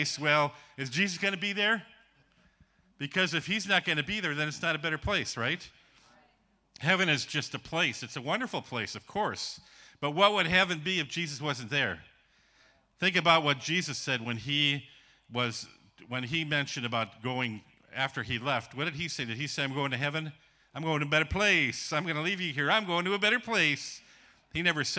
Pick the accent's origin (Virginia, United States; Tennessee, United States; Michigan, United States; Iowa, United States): Michigan, United States; Ironwood; moved away as an adult; also born or lived in Hurley, Wisconsin / Ukraine; now in Georgia; I grew up in a place called Ironwood, Michigan